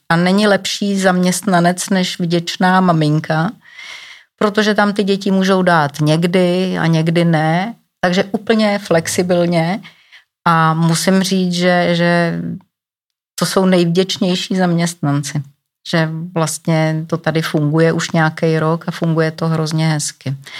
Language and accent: Czech; Czechia